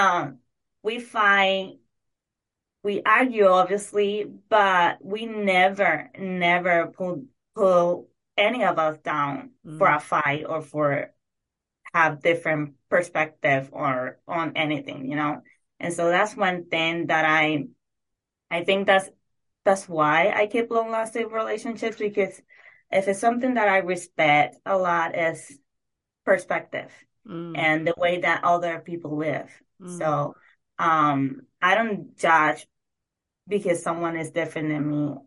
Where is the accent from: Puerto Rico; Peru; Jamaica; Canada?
Puerto Rico; moved away; I grew up in Puerto Rico in a very, very small city.